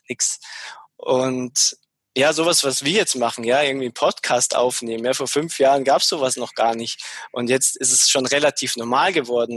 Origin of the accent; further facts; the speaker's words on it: Munich, Bavaria, Germany; also born or lived in Ammersee; ursprünglich komme ich aus der aus der Gegend von München. Also ich bin in München geboren, bin auch nie so wirklich weit weggekommen.